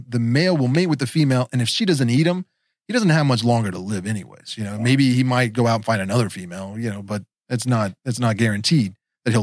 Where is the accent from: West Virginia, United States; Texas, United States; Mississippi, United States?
West Virginia, United States; I am from West Virginia